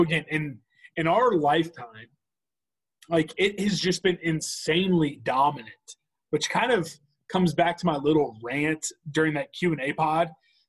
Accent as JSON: {"language": "English", "town": "Topeka", "region": "Kansas", "country": "United States", "tie": "born or raised there", "moved": "yes", "lives_now": "Kansas City, United States", "said": "you and I both currently reside on the Missouri side of the Kansas City Metro, but you and I both are born and raised in Topeka, Kansas. And both of us have parents who were born and raised in the state of Kansas."}